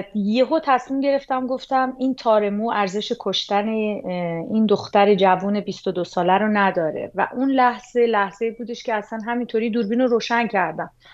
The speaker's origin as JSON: {"language": "Persian", "country": "Iran", "moved": "as an adult"}